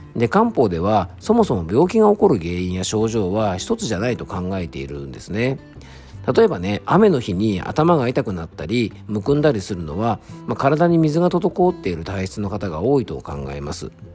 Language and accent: Japanese; Isawa, Yamanashi, Japan; 僕の地元にあるですね伊沢健康ランド